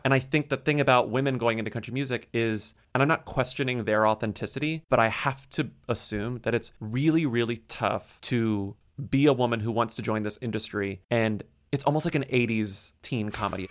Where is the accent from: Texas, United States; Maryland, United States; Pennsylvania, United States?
Texas, United States; moved away as an adult; also born or lived in San Antonio, Texas / Austin, Texas; now in New York, United States; as a Texan